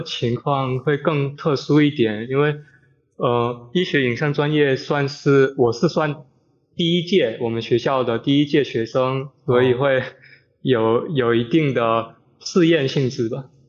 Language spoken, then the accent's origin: Chinese; Fujian, China; 我是二年级医学影像技术专业的，呃，来自福建的